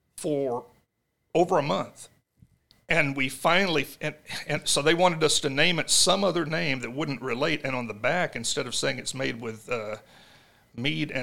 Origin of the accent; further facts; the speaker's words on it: Jonesboro, Arkansas, United States; we're from Jonesboro, that is a dry county.